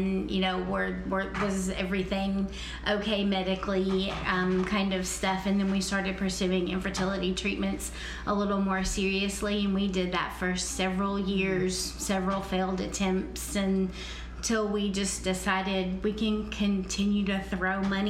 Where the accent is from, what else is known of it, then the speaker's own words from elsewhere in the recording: the South, Southern United States, United States; accent: southern; also born or lived in Orlando, Florida; now in Tennessee, United States; I've been trying to get rid of my southern accent